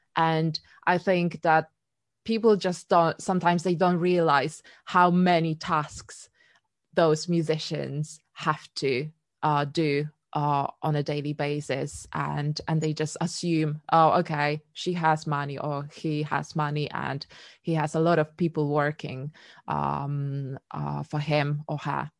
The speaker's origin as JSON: {"language": "English", "country": "Poland", "tie": "born or raised there", "moved": "yes", "lives_now": "London, United Kingdom", "said": "I was born in Poland"}